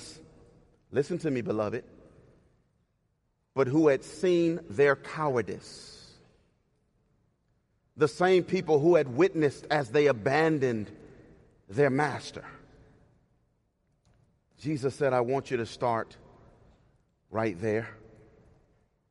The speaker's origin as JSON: {"language": "English", "town": "Cleveland", "region": "Ohio", "country": "United States", "tie": "born or raised there", "moved": "yes", "said": "I was born and raised in Cleveland, Ohio"}